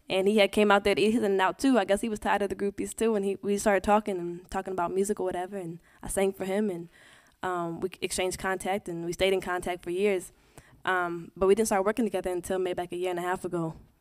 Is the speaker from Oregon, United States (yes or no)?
yes; Portland, Oregon, United States; moved away as an adult; also born or lived in Los Angeles; now in New York, United States; I came from Portland